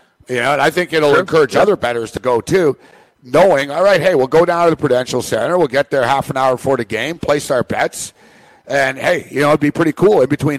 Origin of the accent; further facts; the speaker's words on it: Montreal, Quebec, Canada; growing up in Montreal, even when the Canadiens were good, the Sabres always give them trouble.